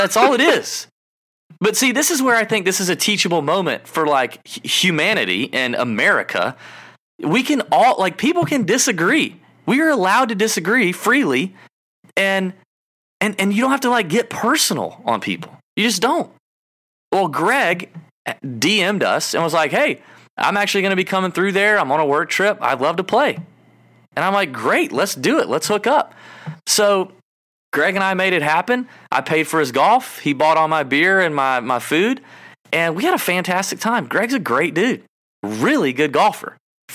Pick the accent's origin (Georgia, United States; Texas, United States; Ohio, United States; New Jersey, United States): Georgia, United States; I'm from Georgia